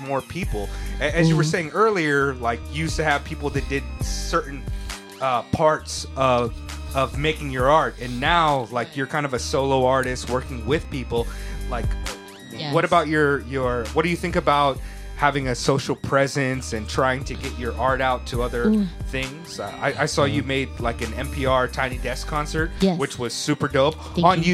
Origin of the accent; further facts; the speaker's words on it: West Coast, United States; I grew up on the West Coast